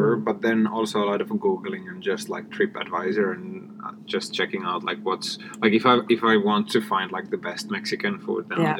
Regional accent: Finland; accent: Finnish; English is a second language; now in Stockholm, Sweden; I'm speaking English with a Finnish accent

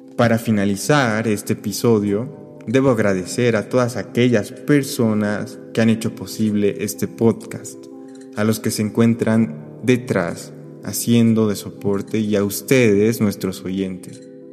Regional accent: Cochabamba, Bolivia; moved away as an adult; now in Madrid, Spain; me encuentro en Cochabamba, Bolivia, en la ciudad que me vio nacer

